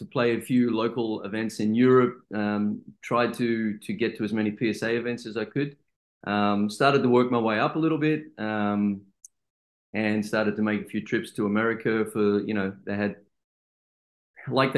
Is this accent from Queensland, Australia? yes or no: no; Sydney, New South Wales, Australia; moved away as an adult; also born or lived in Amsterdam / Belgium; I'm from Sydney as well